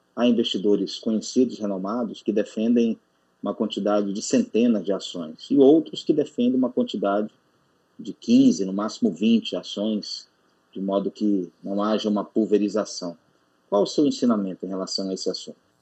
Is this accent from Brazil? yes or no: yes; Sumaré, São Paulo, Brazil; eu sou de Sumaré, São Paulo